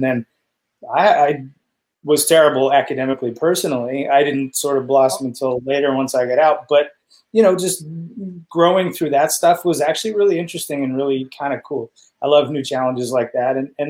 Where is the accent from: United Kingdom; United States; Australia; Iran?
United Kingdom; England; But also because I'm English, we used to call my grandfather Dar, right?